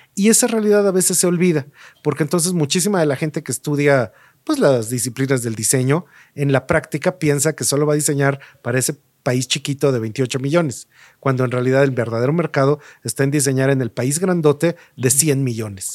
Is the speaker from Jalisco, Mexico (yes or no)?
no; Mexico City, Mexico; yo crecí en la Ciudad de México